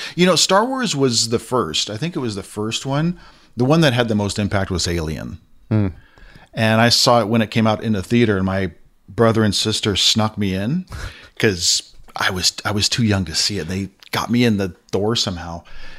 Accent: Castro Valley, California, United States; Then growing up in the States, we used to have this channel in the Bay Area. Used to live in a place, you may know of it. It's not too far from Oakland and the Hayward area, and it's called Castro Valley.

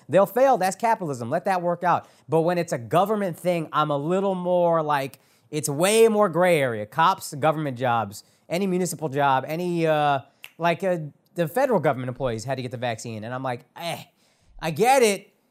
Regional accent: Dallas, Texas, United States; Born and raised in Dallas

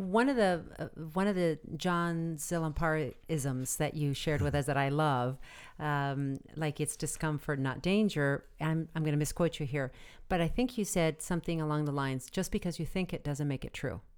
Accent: Arizona, United States; moved away; And I come from Arizona where people have gun racks, even my family, in the back of their trucks. And as kids, we grew up using guns

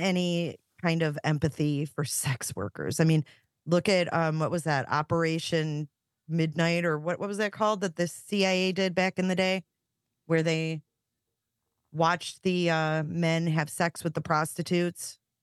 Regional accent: Romeo, Michigan, United States; where I grew up in Romeo.

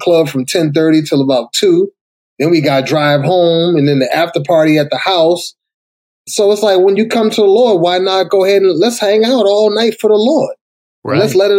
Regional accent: Boston, Massachusetts, United States; moved away as an adult; now in Atlanta, United States; grew up in a rough neighborhood, went through a lot of tragic stuff, got out of there. Where'd you go? In Boston.

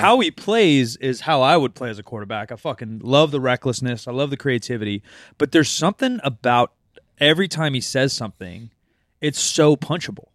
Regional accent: Oregon, United States; I was born in Oregon

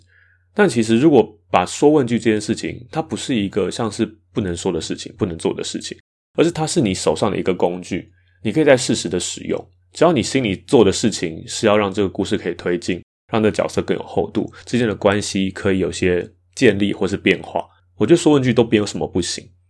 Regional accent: Taipei, Taiwan; first language Mandarin; 我自己是客家人，可是我的客家话其实是长大才开始学的。即使我父母都是纯种客家人，但我们其实，在台北并没有那个环境去讲这些话。我可能听得懂，但不会有机会用到

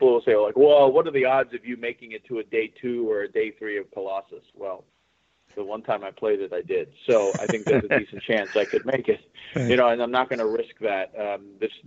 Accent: Massachusetts, United States; I'm from Massachusetts

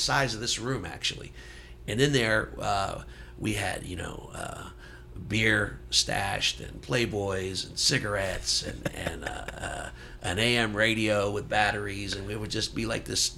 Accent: Steubenville, Ohio, United States; also born or lived in Gary, Indiana / Dolton, Illinois / Greece; I always call Steubenville my hometown because I think those were my formative years

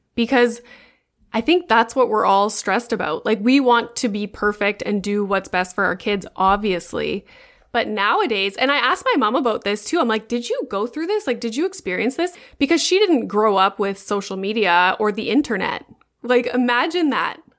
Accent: Sudbury, Ontario, Canada; moved away as an adult; also born or lived in Boca Raton, Florida; now in Toronto, Canada; the university in my hometown in Sudbury

